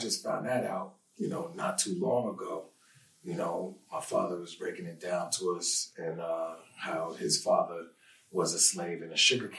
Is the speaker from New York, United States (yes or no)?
yes; Greenburgh, New York, United States; From Greenberg, New York, man, Westchester.